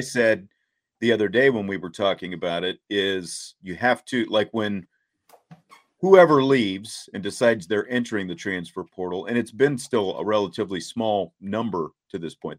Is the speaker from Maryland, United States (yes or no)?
no; Kansas, United States; growing up in Kansas, there was no hockey